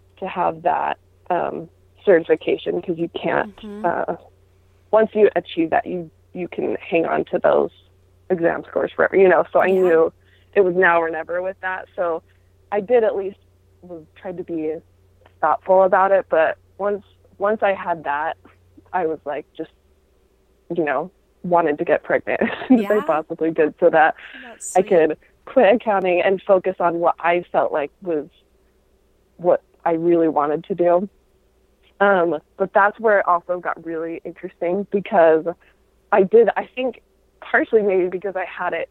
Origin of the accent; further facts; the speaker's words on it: Utah, United States; I grew up in Utah, where that was the norm